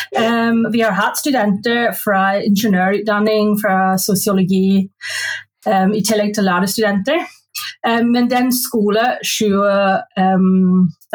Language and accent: Norwegian; Belfast, Northern Ireland, United Kingdom; Norwegian is a second language; moved away as an adult; now in Norway; jeg er født og oppvokst i Belfast